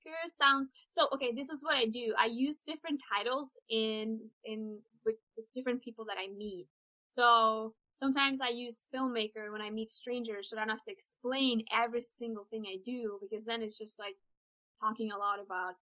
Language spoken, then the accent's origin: English; Trondheim, Trøndelag, Norway; moved away as an adult; also born or lived in northern Norway; now in Fairbanks, United States; I am born in Trondheim, which is like a town in the middle of the country